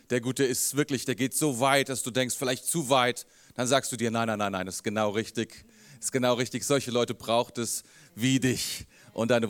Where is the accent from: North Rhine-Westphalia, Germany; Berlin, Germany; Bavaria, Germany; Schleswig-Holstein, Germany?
Schleswig-Holstein, Germany; Rendsburg; born there; Ich bin geboren in Rheinland, ich bin geboren in Rendsburg. Für einen Rendsburger ist das hier Italien.